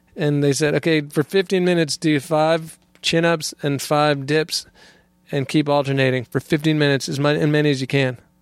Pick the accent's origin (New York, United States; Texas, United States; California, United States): California, United States; moved away as an adult; I was born in California, and, and, uh, was, uh, grew up there